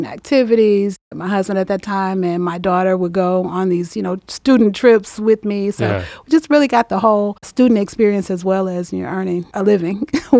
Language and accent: English; St. Louis, Missouri, United States; moved away as an adult; now in Atlanta, United States; I grew up in St. Louis, Missouri. It was a wonderful time there. I was there the first 18 years of my life.